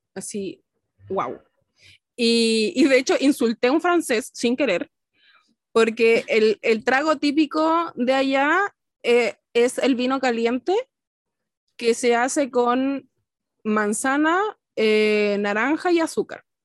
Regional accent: Chile; I'm from, I'm from Chile

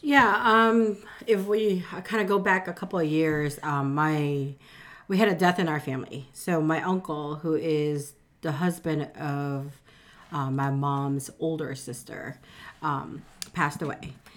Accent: Philippines; now in United States; I was born in the Philippines, but most of my family, immediate, are, are already here in the U S

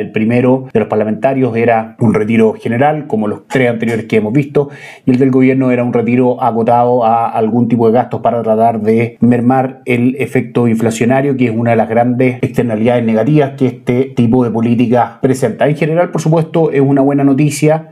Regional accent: Chile

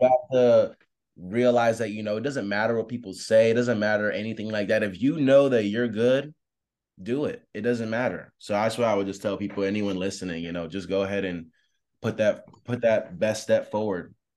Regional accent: Tampa, Florida, United States; I'm from Tampa, Florida

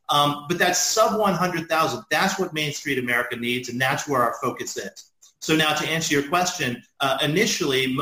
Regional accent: Dallas, Texas, United States; moved away; I grew up in Dallas, Texas

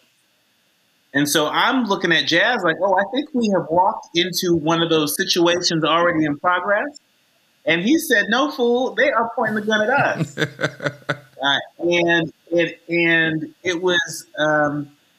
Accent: Concord, California, United States; I grew up in the Concord Walnut Creek area, specifically in Concord

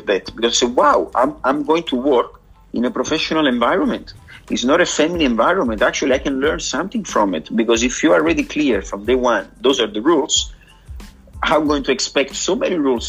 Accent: Sorrento, Campania, Italy; English is a second language; moved away as an adult; also born or lived in Pompeii / Australia; now in Cabarita, Australia; I'm born in Pompeii, but I grew up on the Sorrento coast, Sorrento, Pompeii.

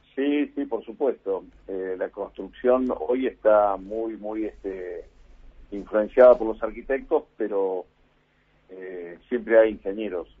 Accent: Argentina; Nosotros como argentinos

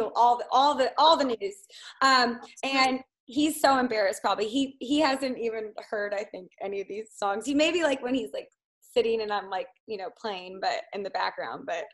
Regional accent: outside of Chicago, Illinois, United States; now in New Orleans, United States; I grew up in the Midwest. I grew up outside of Chicago. If you go right along the lake north, about 30, 45 minutes

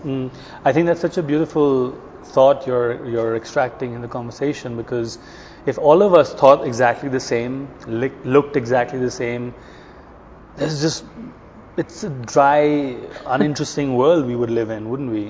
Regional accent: India; also born or lived in New York; now in Sweden; I'm from India originally.

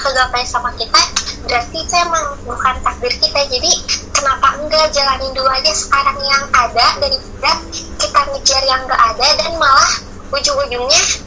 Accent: Sukabumi, West Java, Indonesia; aku asal dari Sukabumi

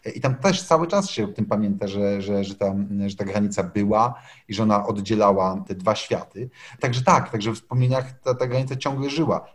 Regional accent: Łódź, Łódź Voivodeship, Poland; Ja jestem sam łodzianinem, więc człowiekiem takim właśnie z kongresówki

